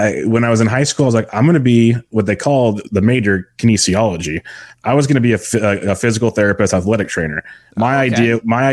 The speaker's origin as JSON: {"language": "English", "town": "Woodland", "region": "California", "country": "United States", "tie": "born or raised there", "said": "I grew up in Woodland, California, a small town outside of Sacramento"}